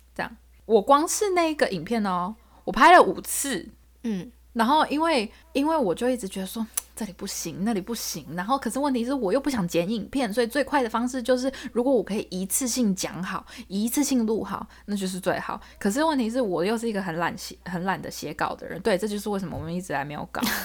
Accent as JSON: {"language": "Chinese", "area": "Zhonghe", "region": "New Taipei", "country": "Taiwan", "tie": "born or raised there", "moved": "yes", "lives_now": "United States", "said": "我从小是在中和长大的"}